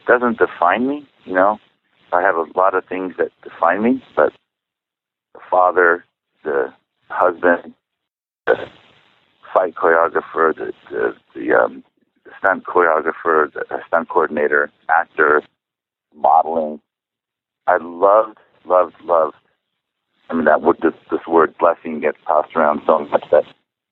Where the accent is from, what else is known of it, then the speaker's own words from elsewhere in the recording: San Clemente, California, United States; first language Czech; English is a second language; also born or lived in Chicago, Illinois; I was raised in San Clemente, small little beach town